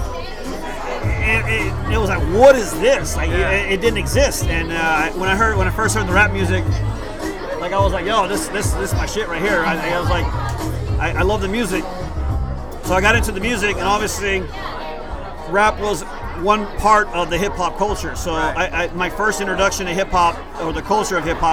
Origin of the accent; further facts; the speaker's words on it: Houston, Texas, United States; first language Spanish; English is a second language; I was born here in the East End, downtown, east of downtown Houston.